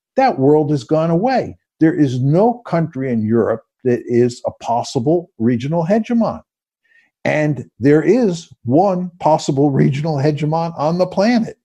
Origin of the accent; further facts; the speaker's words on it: United States; also born or lived in Hyde Park; I grew up in liberal democratic America